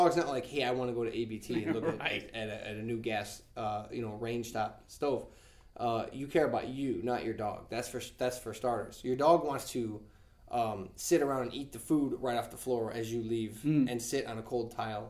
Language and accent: English; Nashville, Tennessee, United States; I grew up in Nashville. Nobody wore ear protection when they were shooting guns.